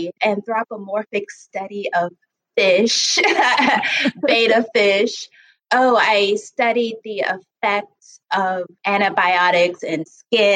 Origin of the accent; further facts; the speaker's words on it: Detroit, Michigan, United States; moved away as an adult; now in Baltimore, United States; I was born in Baltimore and I was raised in Detroit